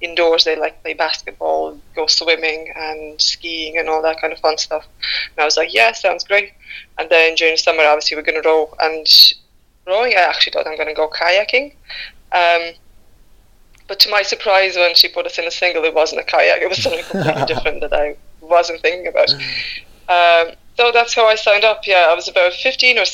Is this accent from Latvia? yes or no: yes; Latvia; also born or lived in Riga, Latvia; now in Ireland; I was born in Latvia